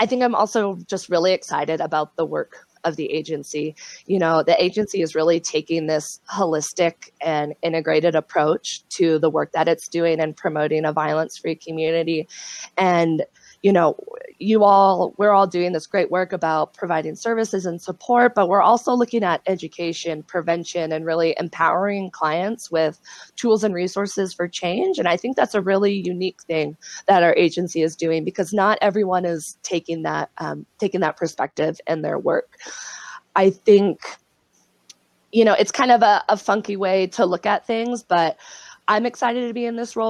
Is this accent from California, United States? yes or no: yes; South Lake Tahoe, California, United States; I'm from Lake Tahoe